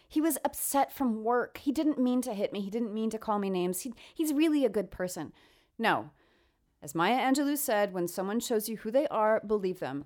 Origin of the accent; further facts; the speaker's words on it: New York, United States; I come from New York